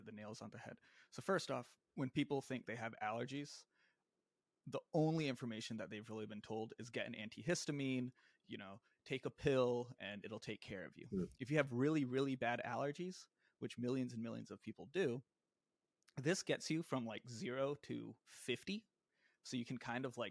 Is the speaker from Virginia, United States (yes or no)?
yes; Virginia Beach, Virginia, United States; moved away as an adult; also born or lived in Bay Area, California; now in New York City, United States; I'm from a suburb of Virginia Beach, which is a city about 3 hours south of DC if you're driving. Grew up in Virginia